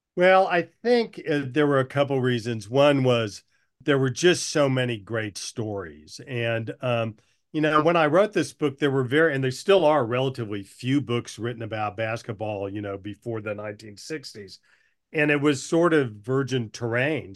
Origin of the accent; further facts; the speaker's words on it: Oklahoma, United States; moved away; also born or lived in Durham, North Carolina / Washington, D.C.; I'd been a basketball fan growing up in Oklahoma as a kid.